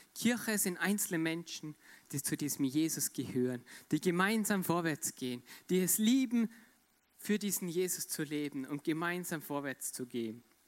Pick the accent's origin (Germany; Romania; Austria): Austria; Ich komme aus Österreich.